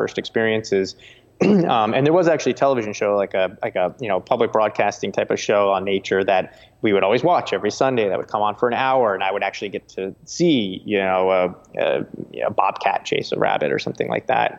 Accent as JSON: {"language": "English", "region": "New Jersey", "country": "United States", "tie": "born or raised there", "said": "I grew up in New Jersey"}